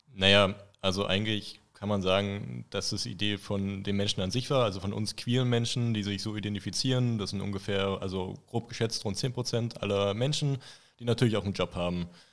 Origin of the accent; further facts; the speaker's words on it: Thuringia, Germany; also born or lived in Potsdam, Brandenburg; now in Erfurt, Germany; Mittlerweile schon zwei Jahrzehnte jetzt in Thüringen, mittlerweile wohne ich in Erfurt.